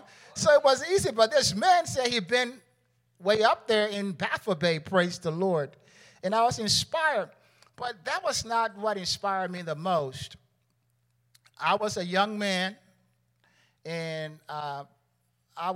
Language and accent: English; Liberia; now in United States; I'm from Liberia, right? I went every now and then. But Bishop inspired me to go back to Liberia, my own country